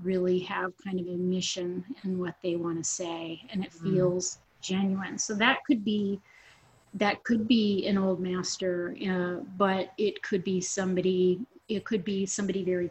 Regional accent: Swanzey, New Hampshire, United States; also born or lived in Keene, New Hampshire; I'm a native New Hampshireite, and I was born in Keene, and raised in Swansea, and we were kind of out in the woods

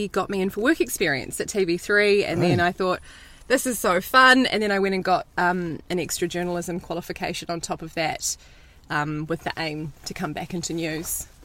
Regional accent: New Zealand; I'm Kiwi.

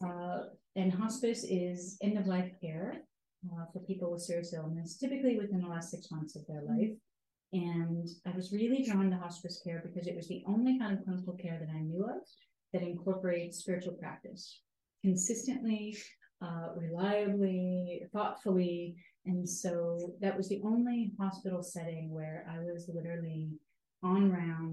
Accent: Iowa, United States; moved away; my father was a janitor at a psychiatric hospital when I grew up in Iowa

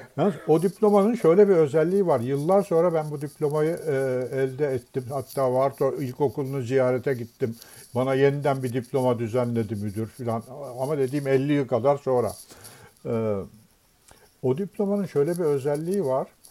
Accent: Istanbul, Turkey; biz Beşiktaş'ta oturuyorduk

